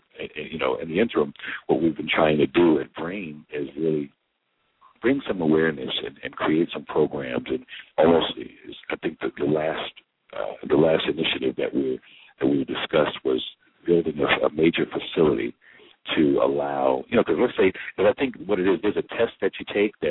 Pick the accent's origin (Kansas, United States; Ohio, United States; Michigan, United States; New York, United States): New York, United States; I'm a New Yorker